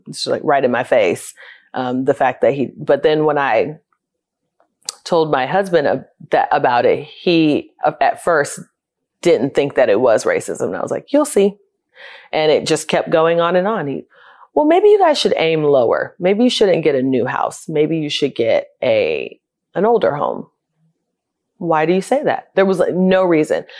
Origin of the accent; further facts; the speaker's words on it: Fort Lauderdale, Florida, United States; moved away as an adult; also born or lived in Nashville; I grew up in Fort Lauderdale, Florida, born and raised